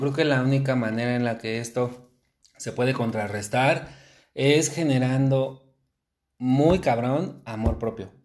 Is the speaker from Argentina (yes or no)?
no; Mexico; como normalmente mexicanos somos